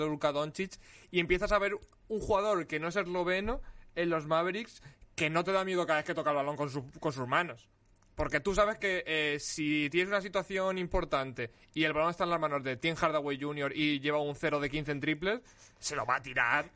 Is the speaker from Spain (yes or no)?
yes; Alicante, Valencian Community, Spain; soy de Alicante y, yo no conozco la nieve